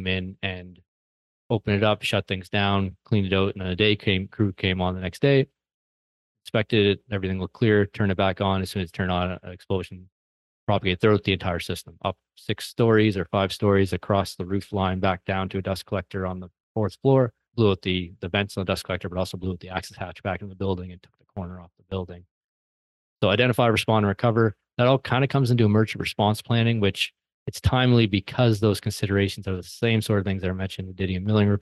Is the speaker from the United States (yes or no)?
no; an hour from Halifax, Nova Scotia, Canada; moved away; Halifax, Nova Scotia, which is an hour away from my hometown, but where I lived for many, many years